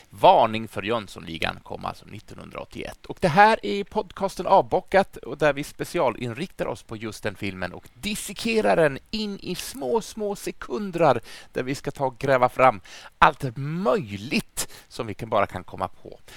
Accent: Gävleborg County, Sweden; jag ska kanske också dyka in med att jag är född och uppvuxen utanför Gävle och det är så intressant när man träffar söderlänningar som frågar var jag kommer ifrån. Då säger jag Gävle.

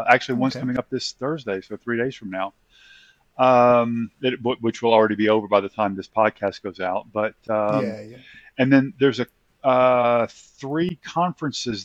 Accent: Nashville, Tennessee, United States; I grew up in around Nashville, Tennessee

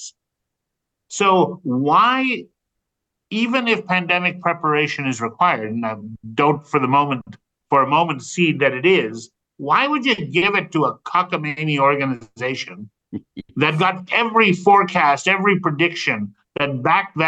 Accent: United States; my home country of the U.S.

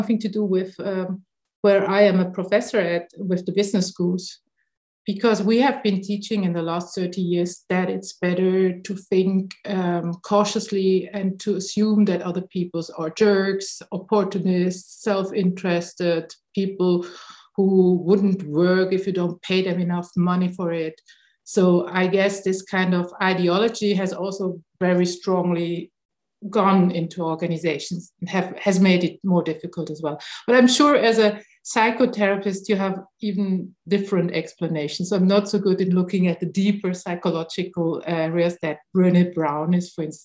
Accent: Switzerland; I'm coming from Switzerland and we are so-called a high trust country.

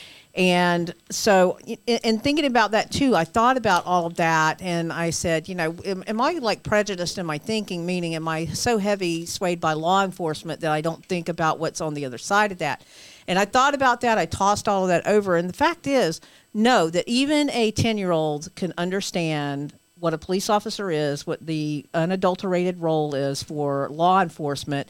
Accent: the South, United States; I'm from the South

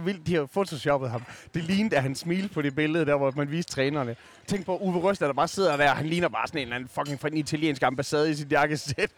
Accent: Skanderborg, Central Denmark Region, Denmark; som vokset op i Skanderborg

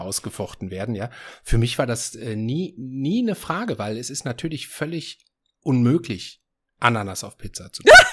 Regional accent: Essen, North Rhine-Westphalia, Germany; moved away; meiner Heimatstadt Essen

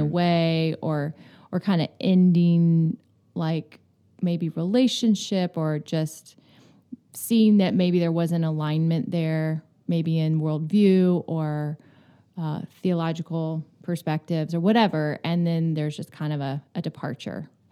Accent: Florida, United States; moved away; also born or lived in New York; I grew up in Florida on the Gulf

